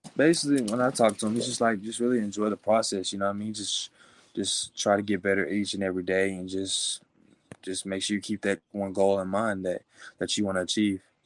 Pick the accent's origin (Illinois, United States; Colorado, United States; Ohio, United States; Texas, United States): Texas, United States; Willis; I was raised in Willis, Texas